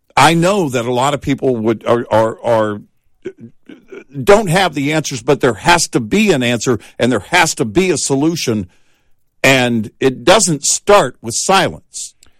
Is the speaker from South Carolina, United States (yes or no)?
no; Texas, United States; I grew up in Texas